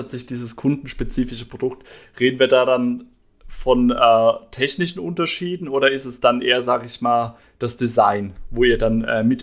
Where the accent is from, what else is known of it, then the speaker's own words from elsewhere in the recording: Heidelberg, Baden-Württemberg, Germany; Ich komme ja selbst hier aus dem Raum Heidelberg.